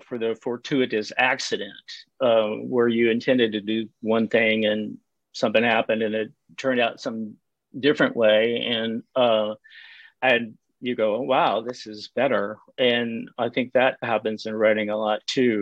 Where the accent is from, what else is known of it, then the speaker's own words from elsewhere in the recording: United States; accent: Texas; moved away; also born or lived in Alaska; I made my living as a graphic designer for 25 years in Alaska. So I'm an American